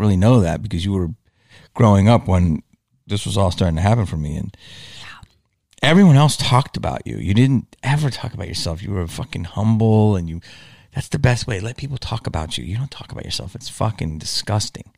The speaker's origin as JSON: {"language": "English", "town": "Philadelphia", "region": "Pennsylvania", "country": "United States", "tie": "born or raised there", "also_born_or_lived": "Los Angeles", "moved": "as an adult", "said": "growing up in Philly"}